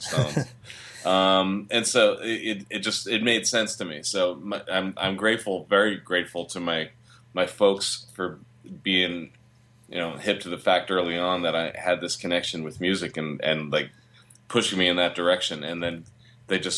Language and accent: English; Long Island, New York, United States; a really musical household when I was growing up in Long Island in the 60s